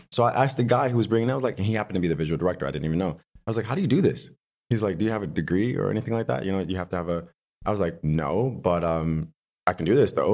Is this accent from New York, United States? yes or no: yes; Buffalo, New York, United States; also born or lived in West Hollywood / Hancock Park; now in Los Angeles, United States; I grew up in Buffalo, New York